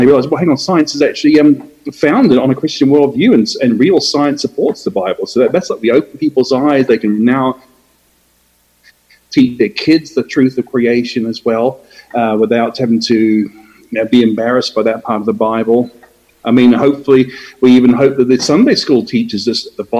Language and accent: English; New Zealand; moved away as an adult; also born or lived in Australia / Brisbane, Australia; now in Atlanta, United States; I was born in Australia, but I moved to New Zealand with my parents when I was very young. Did my education in New Zealand